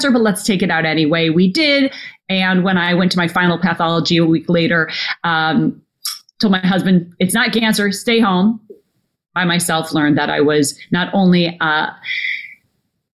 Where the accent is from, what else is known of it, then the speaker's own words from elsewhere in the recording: Minnesota, United States; when I was a little girl growing up in Minnesota